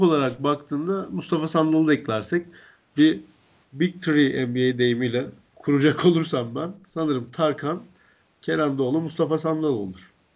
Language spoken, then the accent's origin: Turkish; Antep, Gaziantep, Turkey; Antepliyim ben